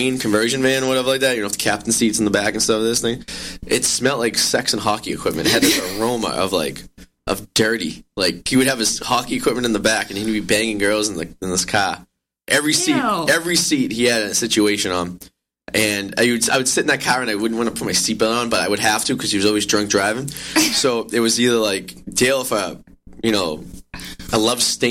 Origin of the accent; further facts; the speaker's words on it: Revere, Massachusetts, United States; I'm from Revere. Revere's like Staten Island.